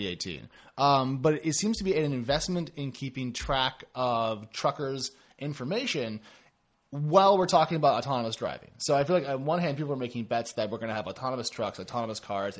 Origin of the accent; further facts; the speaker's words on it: Corvallis, Oregon, United States; now in San Francisco, United States; I grew up in Corvallis, Oregon